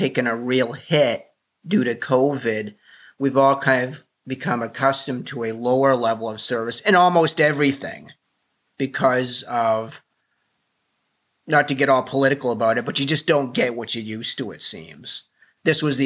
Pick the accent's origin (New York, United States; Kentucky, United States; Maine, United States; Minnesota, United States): Maine, United States; Burnham; we're both from Burnham, Maine